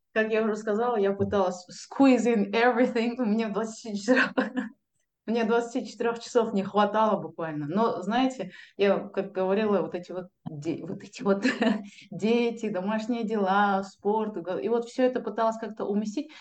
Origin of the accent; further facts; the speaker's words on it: Kazakhstan; я typical казах кельн, невестка